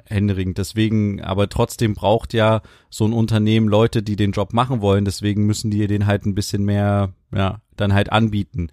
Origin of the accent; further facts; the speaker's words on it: Germany; wir als Deutsche